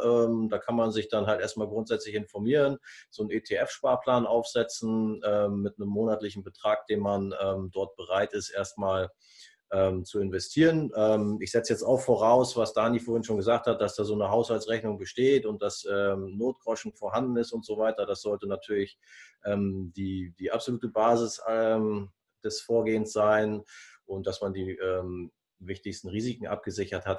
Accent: Germany; bei uns in Deutschland

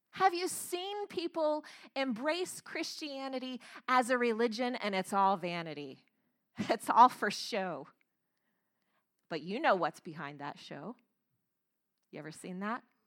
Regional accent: Florida, United States; I grew up in Florida, and I grew up very close to a lake

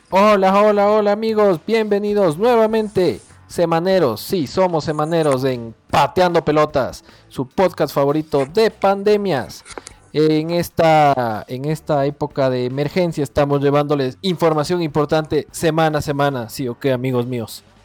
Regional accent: Ecuador; Como buen ecuatoriano

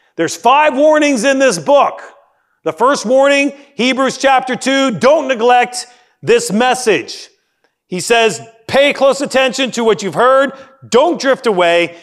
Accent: Canada; moved away; I grew up in the Great White North

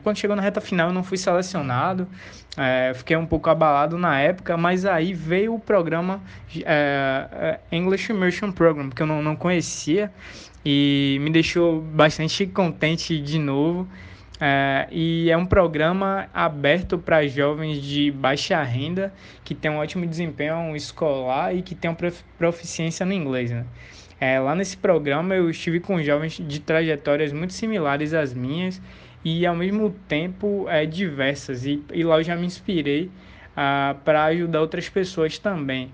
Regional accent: Salvador, Bahia, Brazil; eu venho de Salvador, a primeira capital do Brasil, terra do axé, do carnaval e de uma riquíssima cultura afro-brasileira. Ah, eu moro exatamente no Calabar

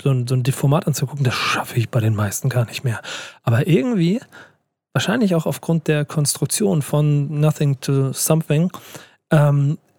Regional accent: Hamburg, Germany; Und ich als Hamburger habe mir das auf die Fahne geschrieben, das kann ich jetzt mal öffentlich so sagen.

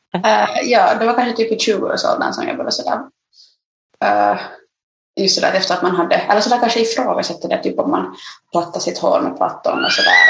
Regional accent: Nyland, Uusimaa, Finland; also born or lived in Ethiopia / Ostrobothnia; jag flyttade liksom från, uh, från Österbotten redan som sexåring ner till Nyland

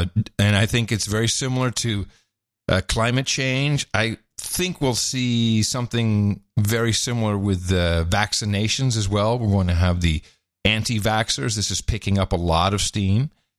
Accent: Netherlands; moved away; when I was growing up in the Netherlands.

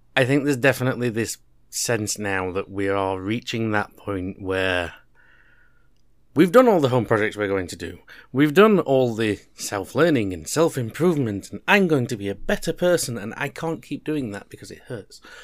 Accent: United Kingdom; two British guys

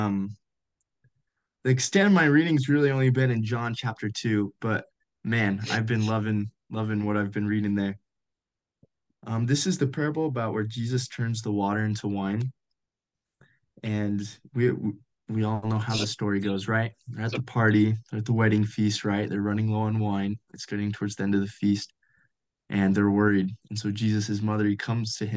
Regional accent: Colorado, United States; moved away as an adult; now in Utah, United States; I grew up in Colorado.

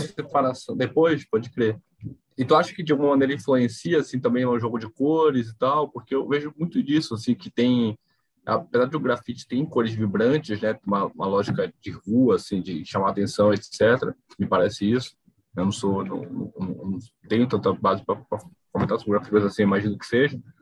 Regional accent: Belém, Pará, Brazil; Eu sou de Belém

